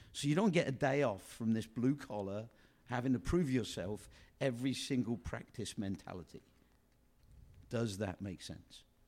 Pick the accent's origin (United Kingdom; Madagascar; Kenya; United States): United Kingdom; England; moved away; a comedian that we grew up with in England.